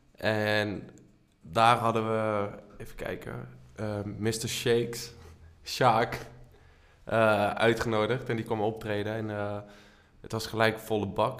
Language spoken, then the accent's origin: Dutch; Leunen, Limburg, Netherlands; now in Amsterdam, Netherlands; Geboren en getogen in Leunen, woon nu in Amsterdam